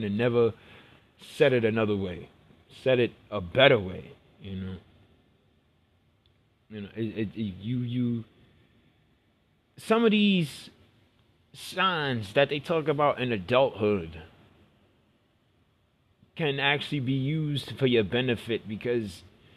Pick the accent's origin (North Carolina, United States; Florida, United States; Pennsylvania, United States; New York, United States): New York, United States; New York City; I grew up in Brooklyn. I grew up in the hood